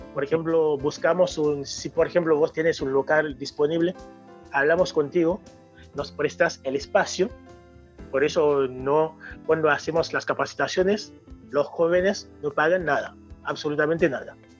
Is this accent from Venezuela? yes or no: no; Haiti; Spanish is a second language; now in Rosario, Argentina; soy haitiano, por digo siempre eh, haitiano 100%